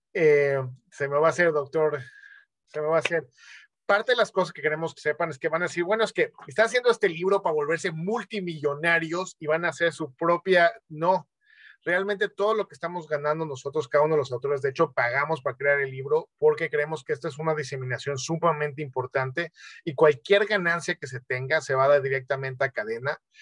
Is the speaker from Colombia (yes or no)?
no; Mexico; soy médico mexicano